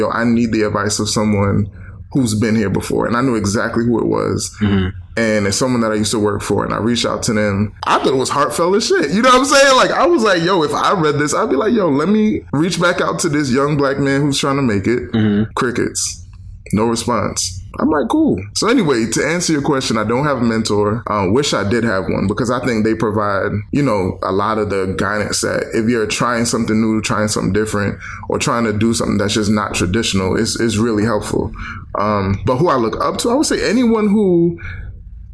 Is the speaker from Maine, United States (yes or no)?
no; New York City, New York, United States; also born or lived in Philadelphia; I grew up in Brooklyn, New York